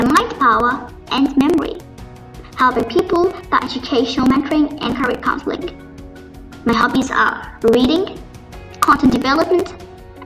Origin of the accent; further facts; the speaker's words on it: Delhi, India; Born and brought up in Delhi